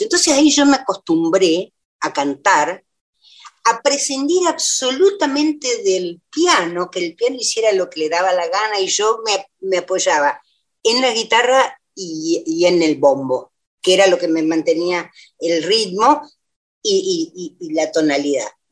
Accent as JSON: {"language": "Spanish", "region": "La Pampa", "country": "Argentina", "tie": "born or raised there", "moved": "as an adult", "lives_now": "Buenos Aires, Argentina", "said": "yo me formé en La Pampa y por, por, lo tanto soy pampeana."}